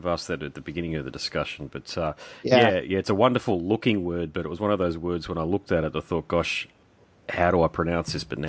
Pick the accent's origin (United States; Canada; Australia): Australia; only because I'm from Australia